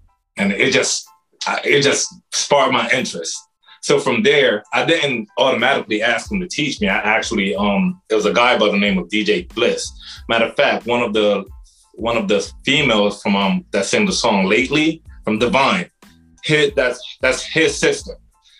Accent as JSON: {"language": "English", "town": "Paterson", "region": "New Jersey", "country": "United States", "tie": "born or raised there", "also_born_or_lived": "Saint Vincent and the Grenadines", "moved": "as an adult", "lives_now": "DMV (Washington metropolitan area), United States", "said": "coming straight out of Paterson, New Jersey. That's where I grew up, but I'm from the Caribbean, so I got a little background behind me. And then now, I'm in the DMV."}